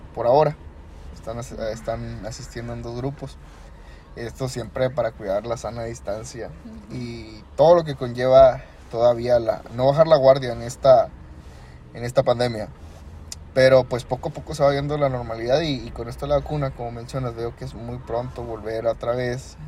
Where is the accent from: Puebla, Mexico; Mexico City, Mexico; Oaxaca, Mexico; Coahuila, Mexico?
Coahuila, Mexico; nuestro estado de Coahuila